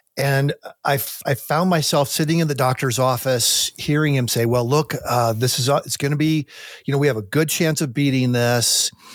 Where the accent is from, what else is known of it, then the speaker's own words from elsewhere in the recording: United States; also born or lived in Colorado (near Pike National Forest); as an American